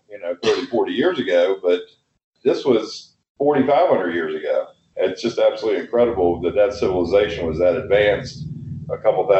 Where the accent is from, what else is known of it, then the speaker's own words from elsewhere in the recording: Appalachia, West Virginia, United States; growing up in Appalachia